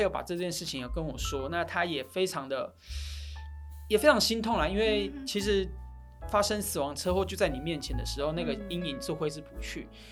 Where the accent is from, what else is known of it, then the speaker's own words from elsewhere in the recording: Taitung County, Taiwan; moved away; 我是台东人